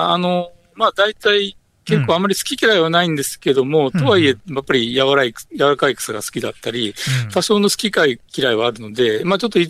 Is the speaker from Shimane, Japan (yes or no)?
no; Tsu, Mie, Japan; moved away as an adult; also born or lived in Hokkaido; 県のあの津の出身なんですけど